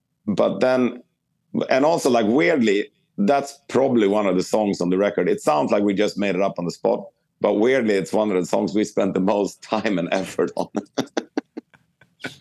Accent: Sweden; growing up in Sweden

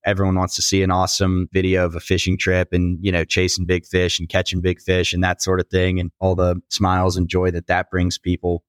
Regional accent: Houston, Texas, United States; I was working in my hometown of Houston, Texas, in oil and gas finance

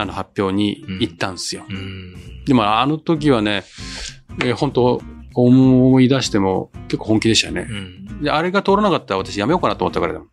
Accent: rural Niigata, Japan; moved away; 私なんか、あの、新潟の田舎の出身なんで

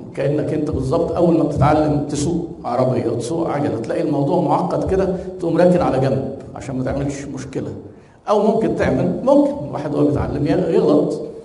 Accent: Egypt; احنا عندنا في مصر

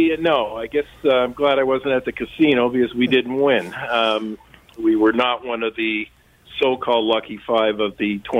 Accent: Canada; Well, I've been in Canada all my life. I'm a fifth-generation Canadian

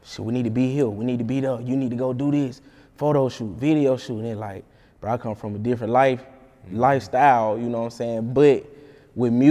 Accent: Alabama, United States; I'm from Alabama

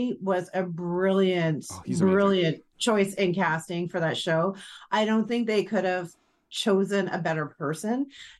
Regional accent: Ireland; So I'm Irish, so we've got a dark sense of humor.

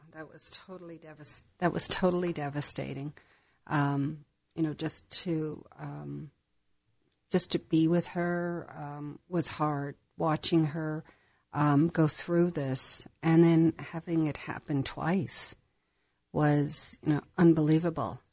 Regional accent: Northern Ireland, United Kingdom; moved away as an adult; also born or lived in San Diego, United States; now in United States; I was raised in Northern Ireland, um, but I was, I was born in San Diego

